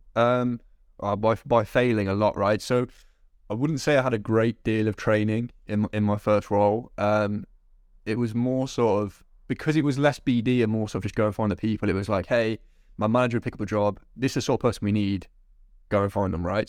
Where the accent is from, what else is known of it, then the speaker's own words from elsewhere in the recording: Coventry, West Midlands, United Kingdom; I'm currently in, in my hometown of Coventry